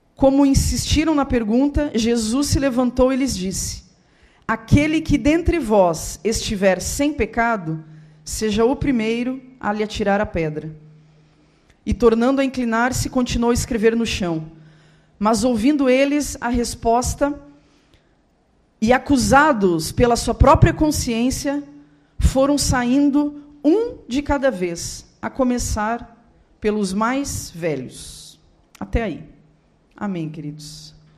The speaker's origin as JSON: {"language": "Portuguese", "region": "Rio Grande do Sul", "country": "Brazil", "said": "eu sou do Rio Grande do Sul, moro lá, toda a minha família mora lá"}